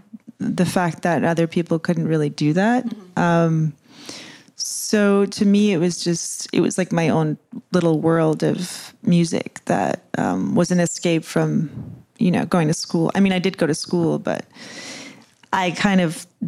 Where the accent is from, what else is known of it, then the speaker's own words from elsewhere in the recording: New York, United States; I grew up in New York